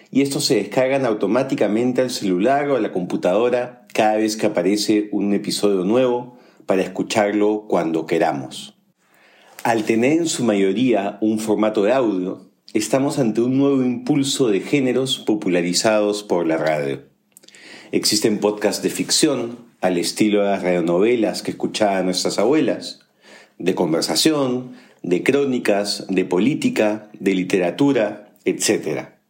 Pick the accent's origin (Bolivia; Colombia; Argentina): Colombia; Soy colombiana y Daniel peruano.